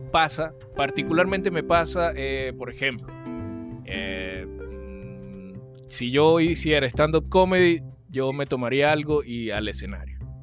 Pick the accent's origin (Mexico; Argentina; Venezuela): Venezuela; now in Chile; en mi país